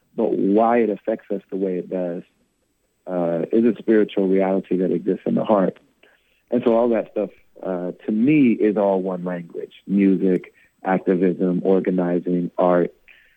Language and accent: English; United States